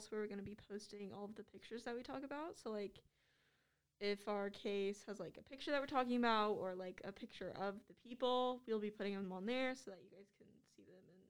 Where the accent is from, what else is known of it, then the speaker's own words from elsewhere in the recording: Norman, Oklahoma, United States; moved away as an adult; now in Florida, United States; I'm from Norman in Oklahoma